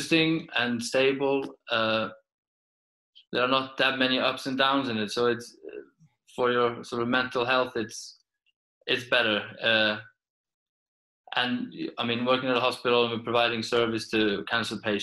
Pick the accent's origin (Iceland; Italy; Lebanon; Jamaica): Iceland; English is a second language; moved away as an adult; also born or lived in Peterborough / Sweden / Portugal; as a football player from Iceland